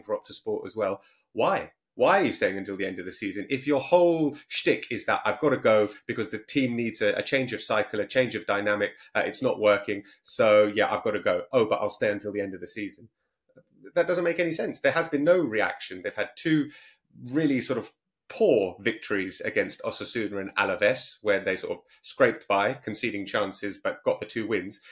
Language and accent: English; London, United Kingdom; I'm from North London